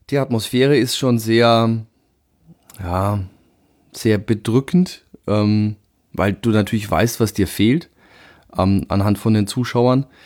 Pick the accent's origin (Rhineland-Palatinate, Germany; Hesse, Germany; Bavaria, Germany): Bavaria, Germany; Würzburg; ja, warum die Würzburger Kickers ist, denke ich, naheliegend. Äh, es ist so gesehen der Verein aus meiner Heimatstadt.